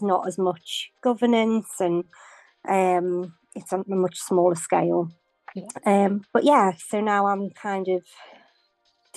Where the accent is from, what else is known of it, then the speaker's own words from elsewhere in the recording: Liverpool, North West England, United Kingdom; now in Waterlooville, United Kingdom; I'm from Liverpool, but I'm now living in Waterlooville in Hampshire